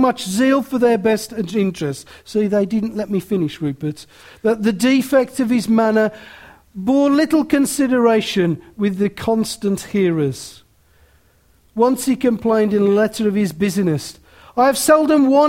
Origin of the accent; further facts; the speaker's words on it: Willenhall, West Midlands, United Kingdom; because I'm from Willenhall.